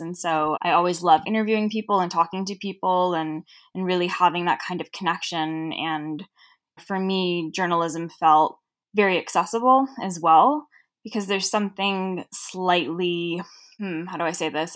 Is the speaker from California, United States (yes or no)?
yes; Los Angeles, California, United States; accent: Cher from Clueless (Valley girl); I grew up in Southern California